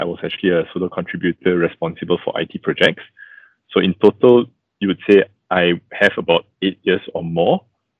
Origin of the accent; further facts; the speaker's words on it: Malaysia; a second-generation Christian, born and bred in Malaysia